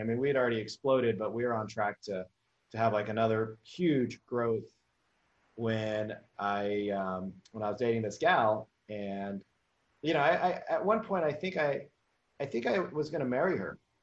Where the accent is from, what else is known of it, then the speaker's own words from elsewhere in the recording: Memphis, Tennessee, United States; I came from Memphis, Tennessee